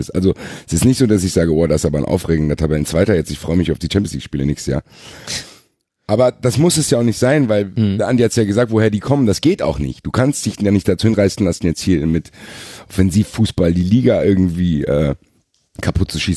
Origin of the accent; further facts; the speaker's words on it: Frankfurt, Hesse, Germany; Für mich als Frankfurter schmerzhaft.